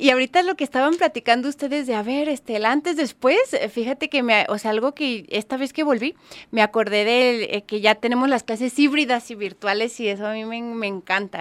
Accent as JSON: {"language": "Spanish", "country": "Mexico", "said": "como buena mexicana"}